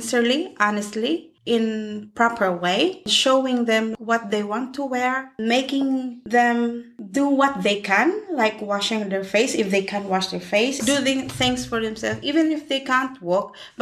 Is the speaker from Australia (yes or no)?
no; Philippines; moved away as an adult; also born or lived in Spain; now in United Kingdom; back home, I'm a midwife